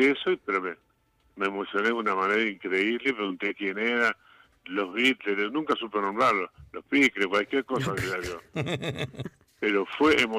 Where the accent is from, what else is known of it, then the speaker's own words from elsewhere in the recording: Uruguay; now in Argentina; Claro, cuando vinimos de Uruguay, este tocábamos salíamos de grupo, digo, los …, y llegamos acá y querían un grupo en Argentina